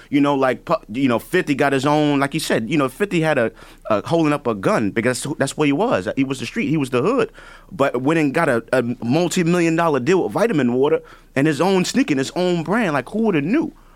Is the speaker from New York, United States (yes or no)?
yes; New York City, New York, United States; I'm from the Bronx. I'm from the hood